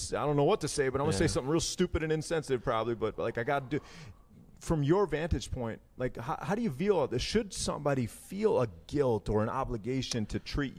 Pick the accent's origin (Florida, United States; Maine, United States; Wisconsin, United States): Wisconsin, United States; Muskego; I grew up in Muskego.